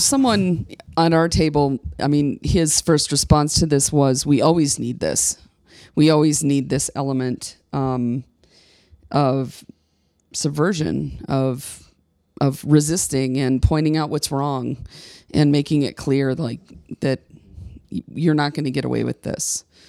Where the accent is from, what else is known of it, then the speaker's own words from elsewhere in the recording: Midwest, United States; moved away as an adult; now in Colorado, United States; I was born and raised in the Church of the Nazarene in the heart of the Midwest